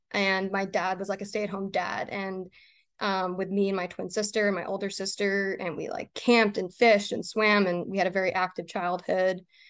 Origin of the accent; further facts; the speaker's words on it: Maine, United States; I was born and raised in Maine.